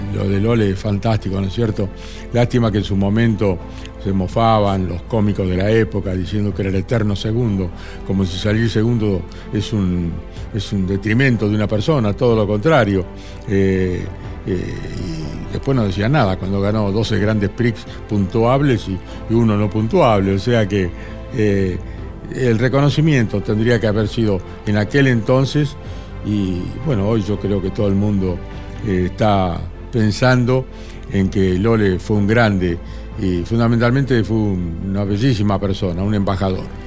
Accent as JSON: {"language": "Spanish", "town": "Winifreda", "region": "La Pampa", "country": "Argentina", "tie": "born or raised there", "moved": "yes", "said": "yo salí de Winifreda, mi pueblito allá, mi querido pueblo de La Pampa."}